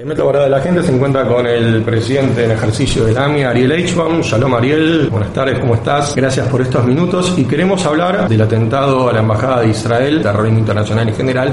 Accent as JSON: {"language": "Spanish", "country": "Argentina", "said": "nosotros, como judíos argentinos"}